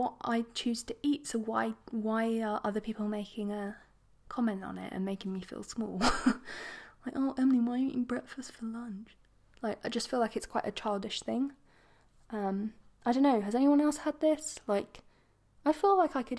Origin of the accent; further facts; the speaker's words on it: England, United Kingdom; accent: posh; I'm English